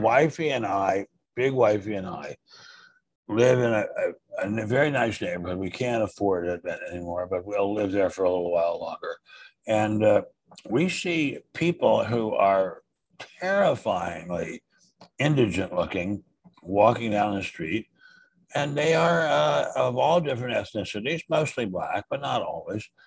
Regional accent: suburb of Washington, D.C., Maryland, United States; D.C. Well, Maryland, but suburb

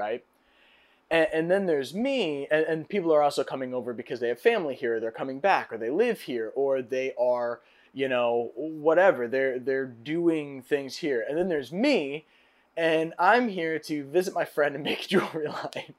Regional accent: United States; as an American

